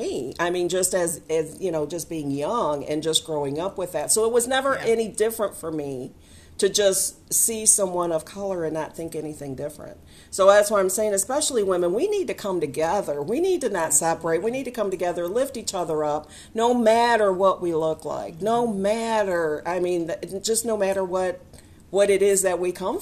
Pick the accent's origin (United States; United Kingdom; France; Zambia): United States; Michigan; now in Alabama, United States; I'm originally from Michigan